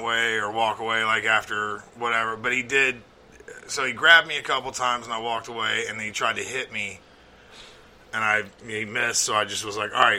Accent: Alabama, United States; moved away; I grew up in Alabama

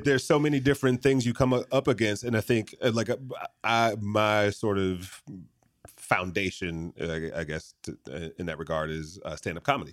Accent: Michigan, United States; moved away; I grew up in Michigan

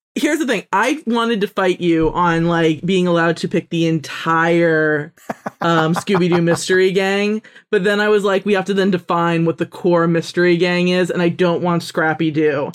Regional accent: Miami, Florida, United States; Miami Vice defined my hometown

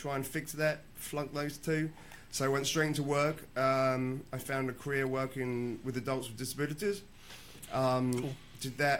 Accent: Cambridge, East of England, United Kingdom; moved away; grew up in Cambridge.

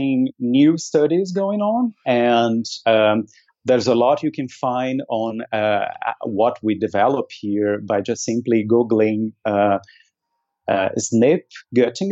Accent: Brazil; now in Germany; I am originally from Brazil

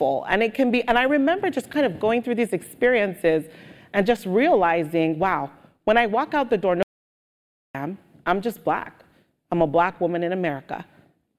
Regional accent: Nigeria; also born or lived in United Kingdom; now in United States; growing up in Nigeria, yes, everybody was Black

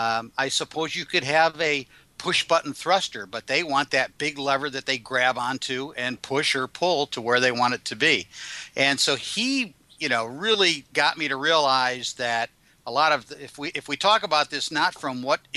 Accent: Michigan, United States; I remember I'm from Michigan originally, and I lived in the Detroit area.

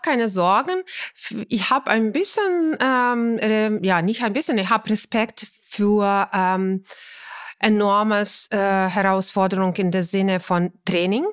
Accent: Ukraine; German is a second language; now in Germany; das ist mein Heimatland und meine Familie äh, war

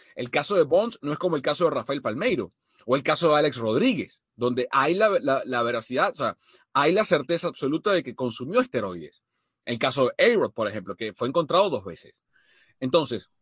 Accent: Venezuela; como venezolano

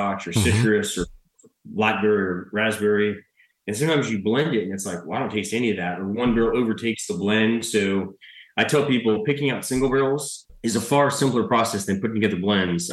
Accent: Mississippi, United States; Mississippi, my home state

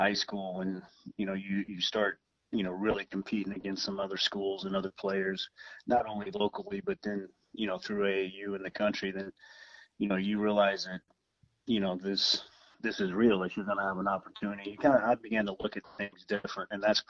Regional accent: Indianapolis, Indiana, United States; when I was born in Indianapolis, my dad was coaching at Lebanon High School.

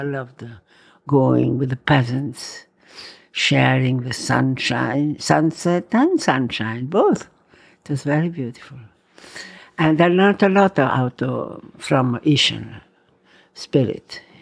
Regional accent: Verona, Veneto, Italy; English is a second language; also born or lived in Rome, Italy / Valpolicella, Italy; now in Tuscany, Italy; I was born in Roma. Then we had to go to Verona.

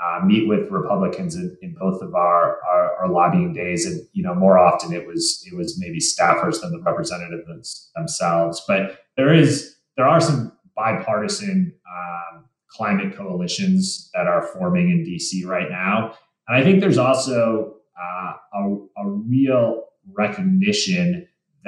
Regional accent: Michigan, United States; now in Colorado, United States; I grew up in Michigan as well

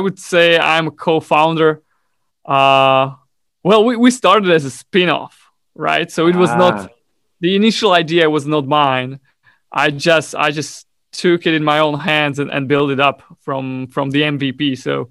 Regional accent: Bratislava, Bratislava Region, Slovakia; I was born and raised in Bratislava, which is the capital city of Slovakia.

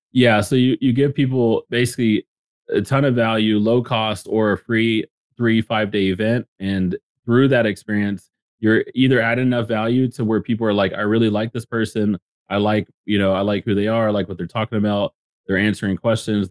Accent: Dallas-Fort Worth area, Texas, United States; I grew up in the Dallas, Fort Worth area

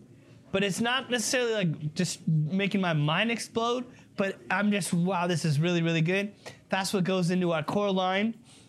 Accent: Scotland, United Kingdom; Hey, we're Scottish, man. We're not throwing stuff away. Who do you think we are?

